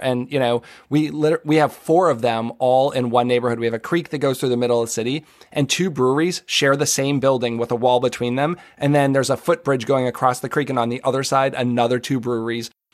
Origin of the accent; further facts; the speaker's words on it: Massachusetts, United States; I grew up in Massachusetts